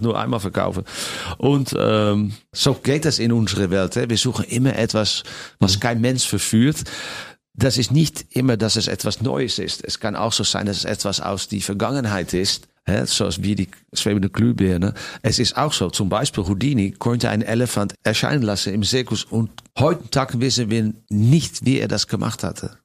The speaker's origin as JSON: {"language": "German", "country": "Netherlands", "tie": "born or raised there", "also_born_or_lived": "Las Vegas, United States / Germany", "second_language": "German", "moved": "as an adult", "said": "nach meiner Heimat äh, Holland"}